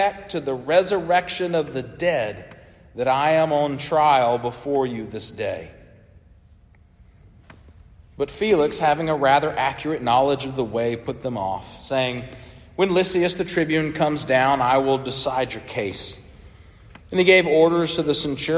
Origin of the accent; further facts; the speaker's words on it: United States; as an American today living